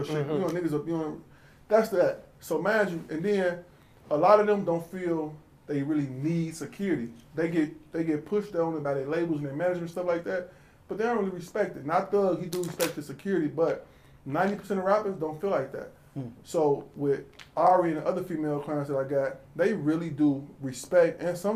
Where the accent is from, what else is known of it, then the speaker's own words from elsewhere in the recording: Chicago, Illinois, United States; I'm from Chicago.